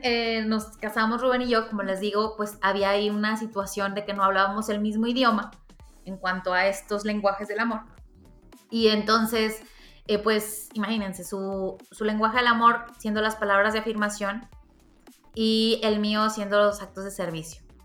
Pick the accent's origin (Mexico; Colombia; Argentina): Mexico; como buena mexicana de barrio